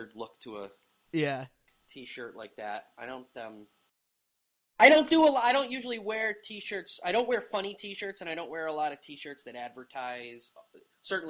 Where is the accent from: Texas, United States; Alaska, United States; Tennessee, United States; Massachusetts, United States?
Massachusetts, United States; Lee; moved away as an adult; now in New York, United States; from a town called Lee, Massachusetts, which is in the Berkshires, on the western Massachusetts border with New York State